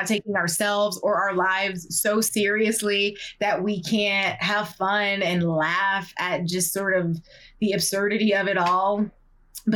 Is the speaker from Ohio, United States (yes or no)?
yes; Ohio, United States; I'm from Ohio